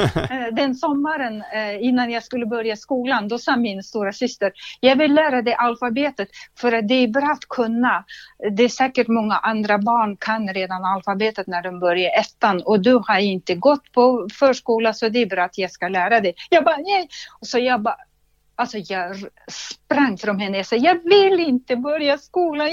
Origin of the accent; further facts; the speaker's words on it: Russia; Swedish is a second language; moved away as an adult; now in Sweden; föddes utanför Sankt Petersburg i Ryssland